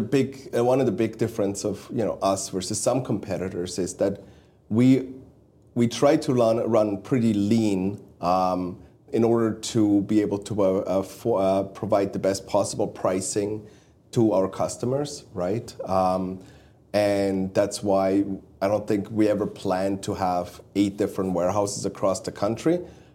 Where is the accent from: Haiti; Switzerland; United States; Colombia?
Switzerland; Me growing up in Switzerland, you growing up in Stuttgart, around Stuttgart area, in Swabia.